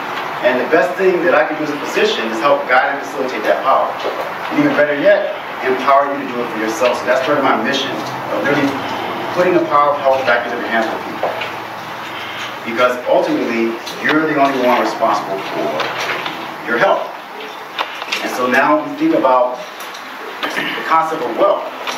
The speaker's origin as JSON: {"language": "English", "region": "North Carolina", "country": "United States", "tie": "born there", "said": "Coming from the Carolinas, my parents came from South Carolina, I was born in North Carolina."}